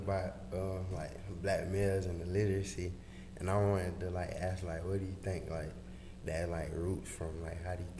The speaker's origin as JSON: {"language": "English", "town": "Gainesville", "region": "Florida", "country": "United States", "moved": "yes", "lives_now": "Little Rock, United States", "said": "I'm from Gainesville, Florida."}